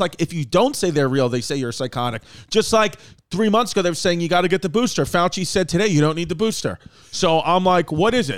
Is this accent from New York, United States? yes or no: yes; New York City, New York, United States; also born or lived in Staten Island; We grew up in New York.